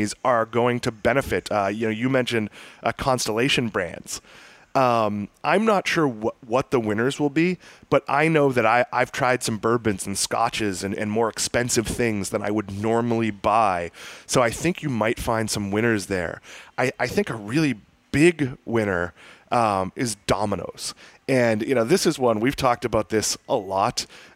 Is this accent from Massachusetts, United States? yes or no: yes; Swampscott, Massachusetts, United States; there are some places where I grew up in Swampscott, Massachusetts that I love